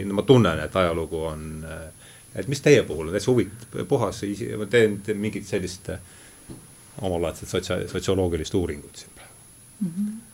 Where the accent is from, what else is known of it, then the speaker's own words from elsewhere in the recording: Rakvere, Lääne-Viru County, Estonia; moved away; olen pärit Rakverest